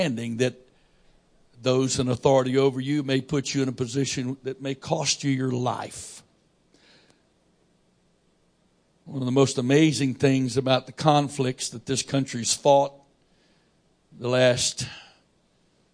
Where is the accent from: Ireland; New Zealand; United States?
United States; I'm an American and I'm a Christian